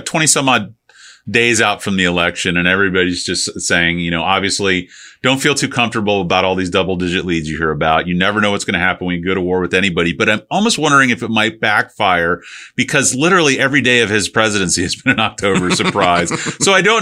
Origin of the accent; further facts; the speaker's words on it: St. Petersburg, Florida, United States; I grew up in St. Pete when I was a kid, nothing was there